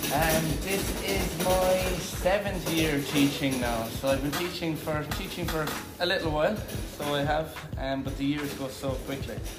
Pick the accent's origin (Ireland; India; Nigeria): Ireland; Galway, Connacht; moved away; I'm from the west of Ireland in a place called Galway